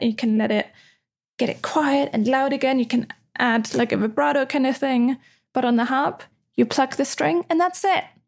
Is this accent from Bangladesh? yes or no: no; Austria; moved away as an adult; also born or lived in Netherlands; now in Amsterdam, Netherlands; I'm from Austria. Austria is super old school with a lot of things.